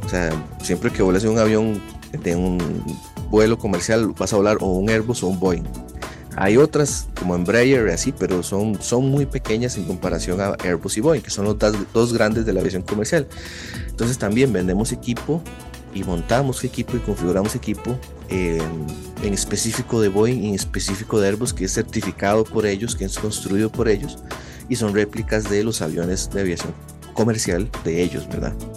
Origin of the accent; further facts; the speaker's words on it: Costa Rica; yo soy de Costa Rica